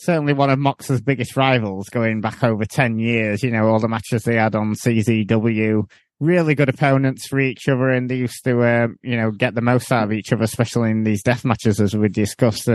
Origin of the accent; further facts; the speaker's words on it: Sheffield, Yorkshire and the Humber, United Kingdom; my hometown of Sheffield.